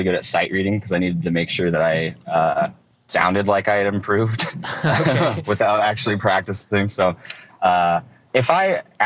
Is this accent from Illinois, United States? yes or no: no; Oakridge, Oregon, United States; also born or lived in Eugene, Oregon; I was born in Eugene, Oregon, shortly after, when I was a very young child, like 4 or 5 years old. My family moved to Oak Ridge, Oregon